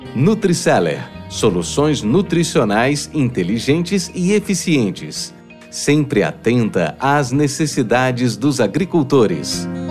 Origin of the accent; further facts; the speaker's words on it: São Paulo, Brazil; eu também sou de São Paulo. Eu nasci em São Paulo. Aliás, eu sou, eu sou melhor do que paulistano, né? Eu sou do Principado da Moca